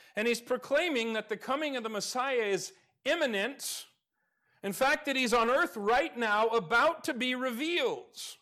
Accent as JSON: {"language": "English", "region": "Alaska", "country": "United States", "tie": "born or raised there", "moved": "yes", "said": "I grew up in Alaska."}